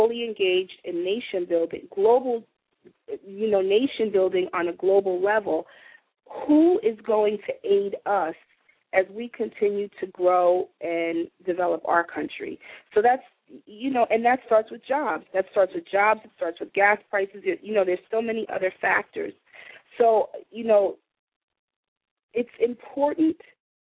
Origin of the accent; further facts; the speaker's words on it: New York, United States; Being a New Yorker